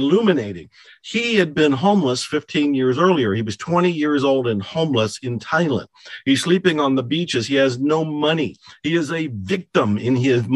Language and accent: English; Ohio, United States; moved away; I was born and raised in Ohio, and I left